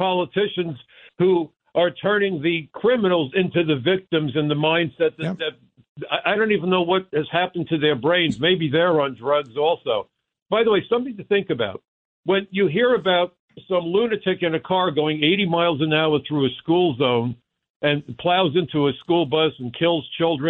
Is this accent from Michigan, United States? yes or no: no; New York City, New York, United States; That's how I was raised in Brooklyn.